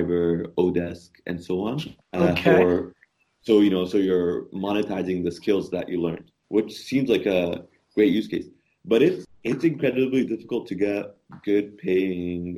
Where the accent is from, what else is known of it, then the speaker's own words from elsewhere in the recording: Egypt; also born or lived in Canada; I met another Egyptian